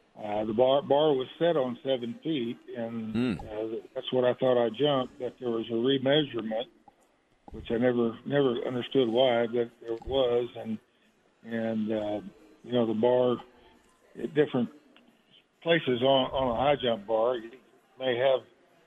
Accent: Kansas City, Missouri, United States; I grew up in Kansas City, Missouri.

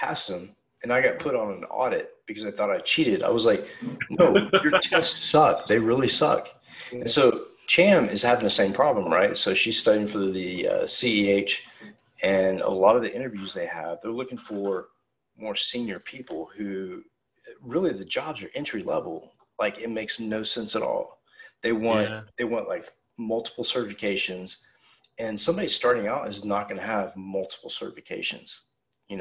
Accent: United States; I'm American

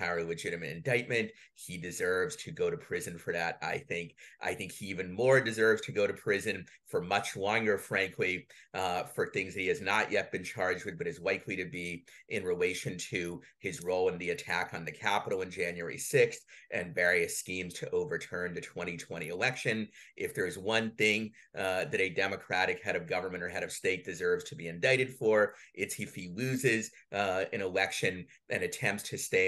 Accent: Saint Petersburg, Russia; now in United States; I'm from the former Soviet Union, though in my case from Russia, from St. Petersburg.

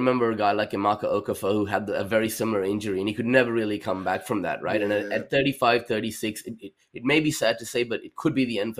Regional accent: Australia; as an Australian and as us being Australians

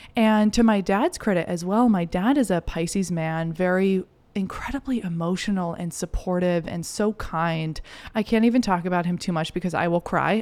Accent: Kennebunkport, Maine, United States; I grew up in Maine, um, in this cool little beach town, Kennebunkport, Kennebunk

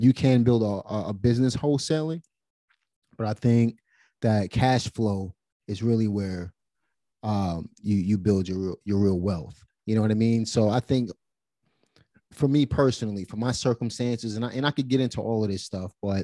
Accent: New York City, New York, United States; I'm from Brooklyn.

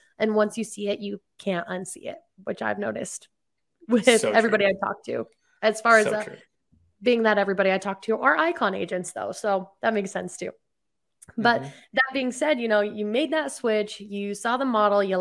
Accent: Pueblo, Colorado, United States; I grew up in a little place called Pueblo down there

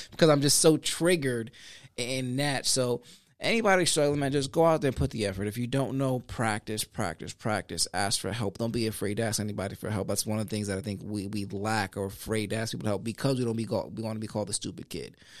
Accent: Sanford, United States; also born or lived in Puerto Rico; I grew up on Conn Ave, Connecticut Avenue here on the west side of Sanford

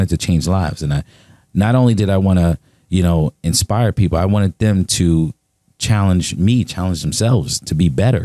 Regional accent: New York City, New York, United States; also born or lived in Charleston, South Carolina; I was born in Charleston, South Carolina, but then I was raised in Brooklyn, New York, in Marcy Projects

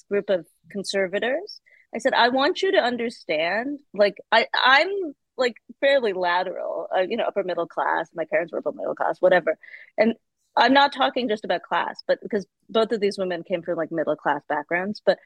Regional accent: United States; as an American

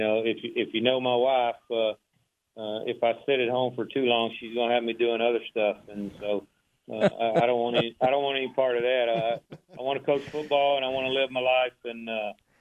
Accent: Waco, Texas, United States; born or raised there

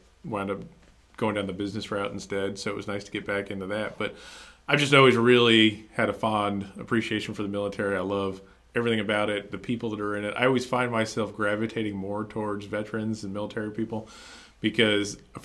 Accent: New Jersey, United States; moved away as an adult; now in North Carolina, United States; I'm originally from New Jersey, just wanted to get the heck out of New Jersey. Took a job opportunity down here with a customer.

